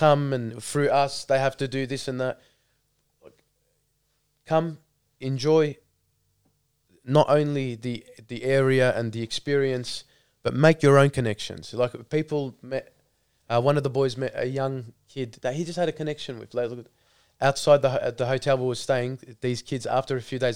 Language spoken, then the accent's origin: English; Melbourne, Victoria, Australia; growing up in Melbourne